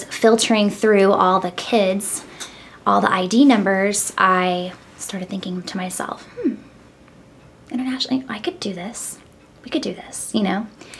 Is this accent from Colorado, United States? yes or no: no; Missouri, United States; moved away as an adult; also born or lived in New England; now in Nashville, United States; Spent some time up in the New England area when I was younger, but for the most part, I was raised in Missouri.